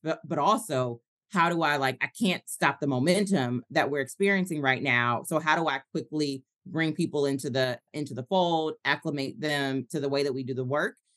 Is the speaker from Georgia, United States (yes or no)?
yes; Atlanta, Georgia, United States; also born or lived in Tulsa, Oklahoma; I moved back to my hometown of Atlanta